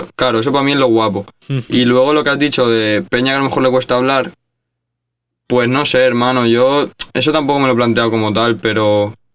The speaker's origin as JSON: {"language": "Spanish", "town": "Valencia", "region": "Valencian Community", "country": "Spain", "said": "somos dos chavales de Valencia"}